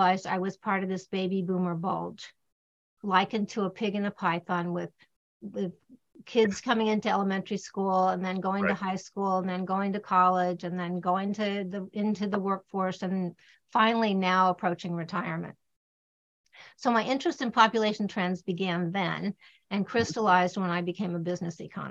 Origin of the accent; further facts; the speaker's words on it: Littleton, Colorado, United States; I grew up in Littleton, Colorado, when it was still country